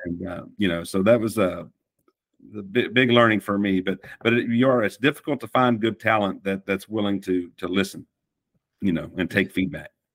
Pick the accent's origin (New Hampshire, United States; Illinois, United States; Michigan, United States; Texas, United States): Texas, United States; Fort Worth; accent: Texan; moved away as an adult; also born or lived in Tennessee; I was born in Fort Worth, and um, I can I can keep the accent or I can drop it if I need